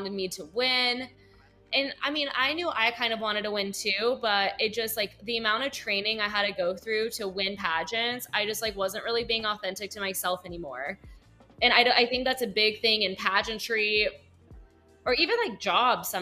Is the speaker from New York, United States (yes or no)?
no; Manhattan Beach, California, United States; I'm from Manhattan Beach, though, which is like a smaller little community in LA. Still technically LA because it's right next to LAX, but my parents, they raised me in the church community